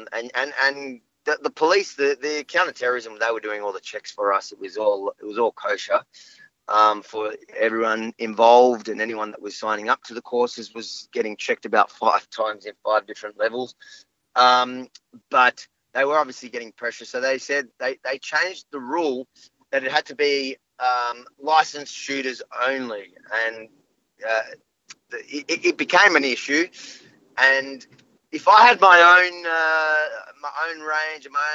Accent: Melbourne, Victoria, Australia; also born or lived in Israel / Sydney; I was born the night we moved from Sydney to Melbourne.

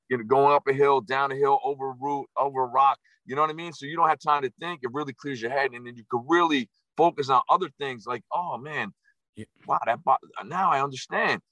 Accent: New Jersey, United States; my original nickname was Jersey

